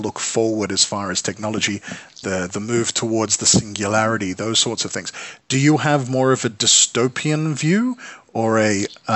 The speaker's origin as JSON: {"language": "English", "country": "Australia", "moved": "yes", "lives_now": "Johannesburg, South Africa", "said": "I am actually Australian. I'm a transplant here to Johannesburg"}